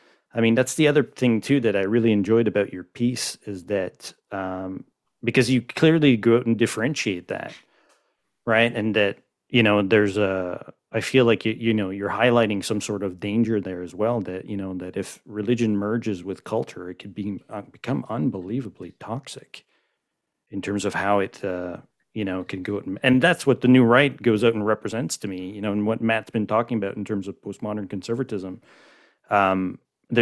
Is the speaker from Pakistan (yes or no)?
no; Montreal, Quebec, Canada; born and raised in Montreal.